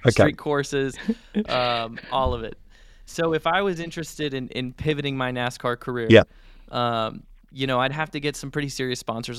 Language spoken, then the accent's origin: English; United States